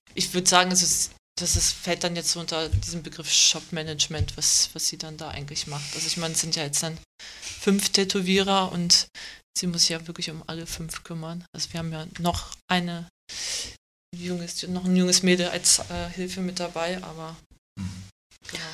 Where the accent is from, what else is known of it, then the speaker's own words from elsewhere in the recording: Germany; Ich bin aber in Deutschland geboren, also bin seit langer Zeit hier